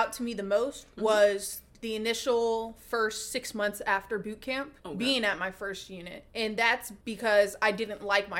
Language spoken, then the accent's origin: English; Atlanta, Georgia, United States; I'm from Atlanta on the East Coast, you know.